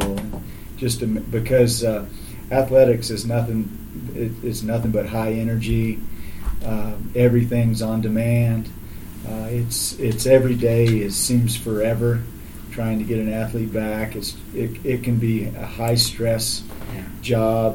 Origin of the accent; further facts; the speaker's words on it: Alvin, Texas, United States; I grew up in Alvin, Texas